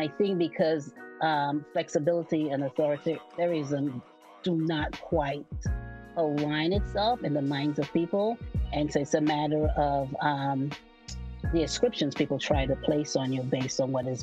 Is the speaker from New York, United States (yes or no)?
yes; New York City, New York, United States; moved away as an adult; also born or lived in St. Lucia; now in Bay Area, United States; I immigrated to New York City um, at the age of seven. And I grew up in New York City